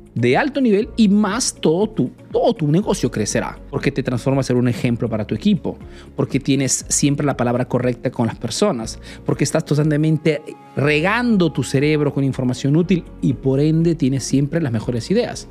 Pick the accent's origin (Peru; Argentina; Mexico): Peru; now in Italy; soy un emprendedor peruano que vive hace años en Italia